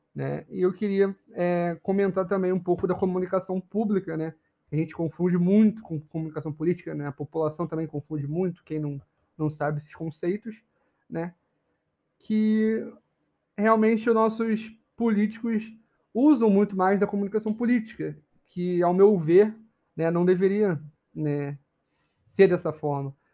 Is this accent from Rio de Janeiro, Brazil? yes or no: yes; Rio de Janeiro, Brazil; Eu sou do Rio